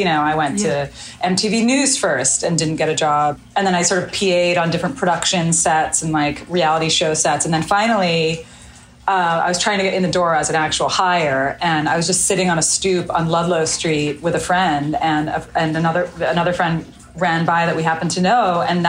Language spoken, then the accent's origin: English; Melbourne, Victoria, Australia; born there; I was born in Melbourne in Australia.